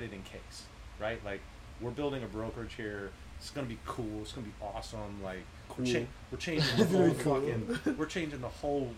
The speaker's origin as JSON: {"language": "English", "town": "Chicago", "region": "Illinois", "country": "United States", "tie": "born or raised there", "also_born_or_lived": "Dana Point, Orange County, California", "moved": "as an adult", "lives_now": "Orange County, United States", "said": "I grew up in Chicago, and like, I left when I was 32. I moved out to like Orange County, Dana Point"}